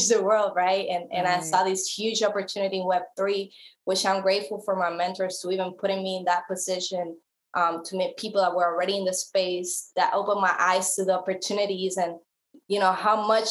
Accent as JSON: {"language": "English", "town": "Guayama", "country": "Puerto Rico", "tie": "born or raised there", "also_born_or_lived": "Atlanta / San Diego", "moved": "as an adult", "lives_now": "California, United States", "said": "I'm from Puerto Rico, born and raised"}